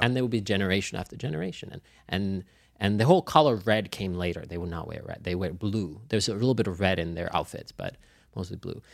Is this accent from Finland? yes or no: yes; Finland; now in Los Angeles, United States; I grew up in Finland, so I had all of the seasons